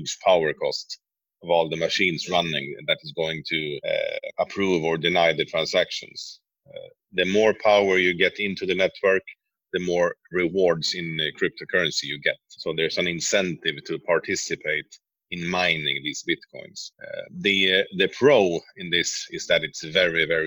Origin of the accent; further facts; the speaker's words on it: Sweden; moved away as an adult; also born or lived in Norway; born in Sweden, but I've been living in Norway for some years, but moved back to Sweden recently.